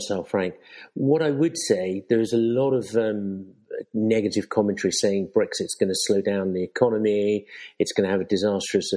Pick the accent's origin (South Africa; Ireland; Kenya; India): Kenya; moved away; also born or lived in United States / United Kingdom; I was born in Kenya with a British passport holder. So you could say I'm Kenyan, spent 20 years working in America